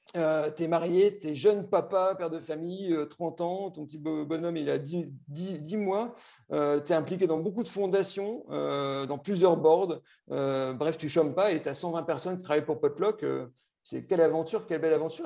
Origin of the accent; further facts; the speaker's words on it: Lille, Hauts-de-France, France; je suis ch'ti, ce hein, c'est plus un secret. Donc, je suis lillois.